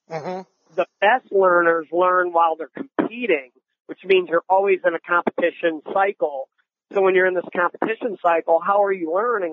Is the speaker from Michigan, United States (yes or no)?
yes; Ann Arbor, Michigan, United States; moved away as an adult; also born or lived in Arizona; Growing up in Ann Arbor